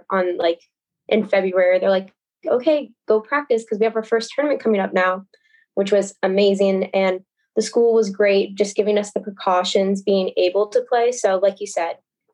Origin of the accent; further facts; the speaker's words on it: Rancho Santa Margarita, California, United States; I'm a senior from Rancho Santa Margarita